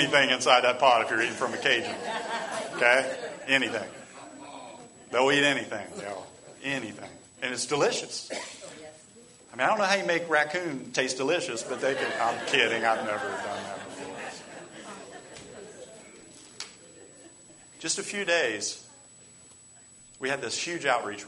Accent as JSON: {"language": "English", "region": "England", "country": "United Kingdom", "moved": "yes", "said": "I'm from England."}